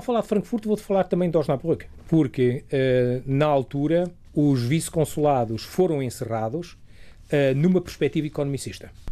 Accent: Portugal; now in Germany; nós tínhamos uh, a telescola aqui em Portugal. Eu ainda me lembro, uh, quando andava cá

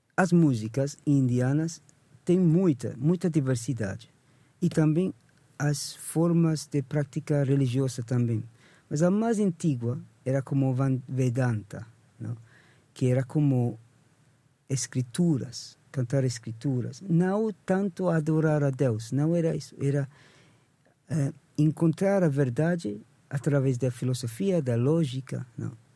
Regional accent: England, United Kingdom; Portuguese is a second language; now in Portugal; nasci em Inglaterra, então comecei com a música ocidental desde com 16 anos tocava em bandas

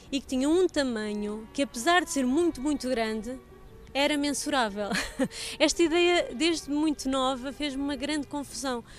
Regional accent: Portugal

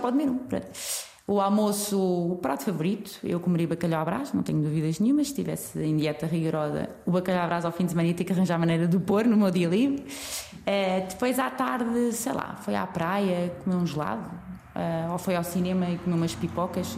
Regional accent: Portugal; somos portugueses

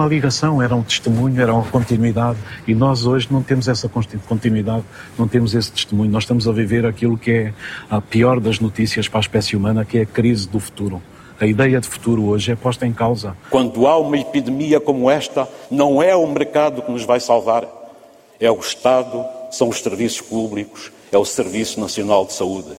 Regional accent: Catabola, Bié, Angola; now in Portugal; Eu nasci em Angola, no Planalto central angolano, uma terra que se chamava Nova Sintra no tempo colonial, hoje Catabola

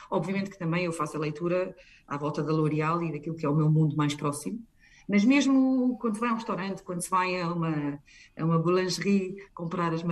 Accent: Portugal; now in United Kingdom; e a nossa família, como é portuguesa, eu acho que torna-se fácil

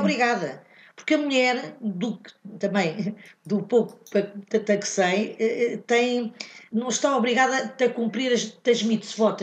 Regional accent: Morocco; moved away; os marroquinos, de onde eu venho, não há, não, não há costume de uma mulher a fazer bad mitzvah

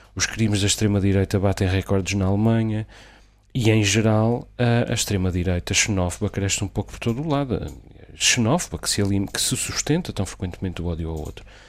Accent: Azores, Portugal; dos Açores, da minha terra, onde, de onde falo

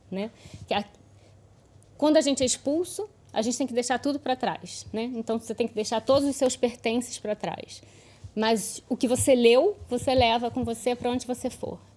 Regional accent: Lisbon, Portugal; born there; E aqui sou eu com um mês no colo da minha mãe e no colo da minha irmã mais velha aqui em Lisboa. Nasci no Hospital da Cruz Vermelha

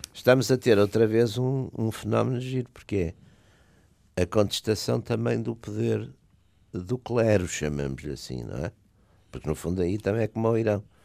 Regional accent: Porto, Norte, Portugal; eu também sou de Porto

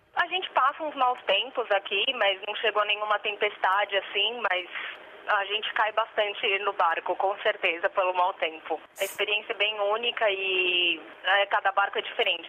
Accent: Santos, São Paulo, Brazil; moved away; Eu sou do Brasil, do estado de São Paulo. Eu sou da costa, na realidade, Santos

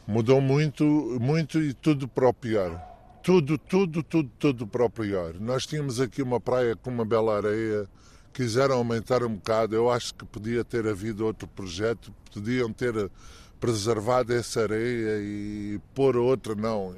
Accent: Luanda, Luanda Province, Angola; now in Albufeira, Portugal; visitar a minha terra, ver os sítios onde, onde fui muito feliz, eh, foi a minha infância

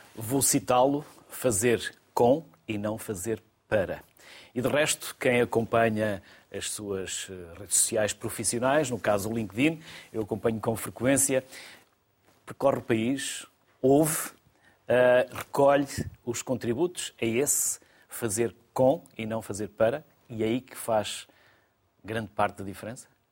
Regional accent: interior of Minho, Norte, Portugal; eu sou do interior do Minho

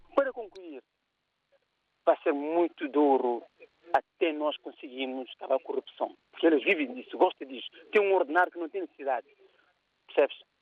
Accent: Guinea-Bissau; now in United Kingdom; eu sou da Guiné

